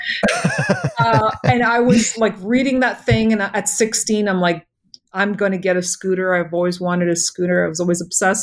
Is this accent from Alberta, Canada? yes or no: no; Toronto, Ontario, Canada; being born here